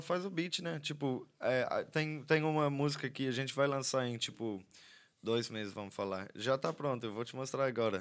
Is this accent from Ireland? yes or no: yes; Ireland; Portuguese is a second language; Sou irlandês